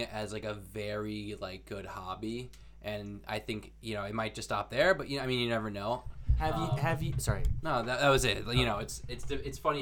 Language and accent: English; Bridgeport, Connecticut, United States; I was born in Bridgeport